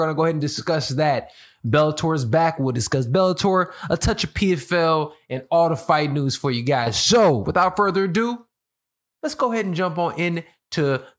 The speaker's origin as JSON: {"language": "English", "town": "Chicago", "region": "Illinois", "country": "United States", "moved": "yes", "lives_now": "Los Angeles, United States", "said": "I'm from Chicago. 312. I'm from the 312, guys. I'm from the 773."}